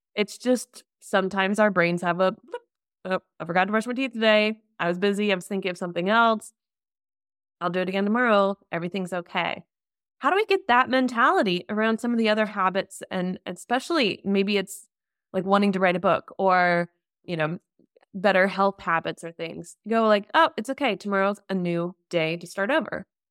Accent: United States; now in Germany; I'm an American living in Germany

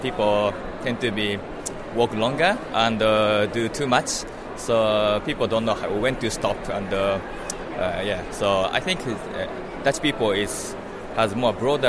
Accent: Japan; moved away as an adult; now in Netherlands; I'm from Japan

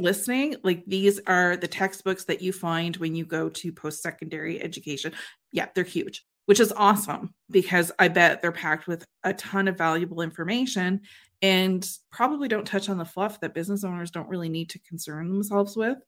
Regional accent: Canada; I'm a Canadian

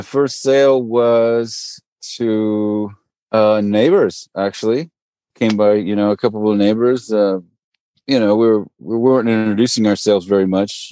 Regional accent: Marin County, Northern California, United States; moved away; also born or lived in Brentwood, California / Stockton, California; I grew up in Marin County, Northern California, you know, up above the Golden Gate Bridge.

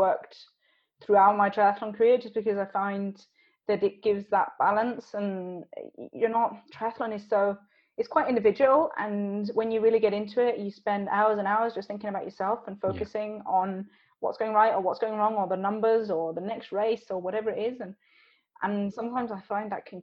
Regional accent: Switzerland; I grew up in Switzerland, but my mum and dad are British

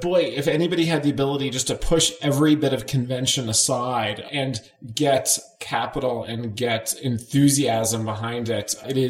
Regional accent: Connecticut, United States; my home state of Connecticut, which is about the brokest state in the union

